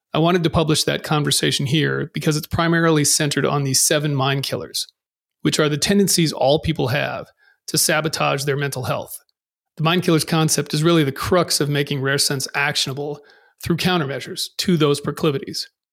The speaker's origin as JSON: {"language": "English", "region": "Massachusetts", "country": "United States", "tie": "born or raised there", "also_born_or_lived": "Boston / England", "moved": "as an adult", "said": "I grew up in Massachusetts"}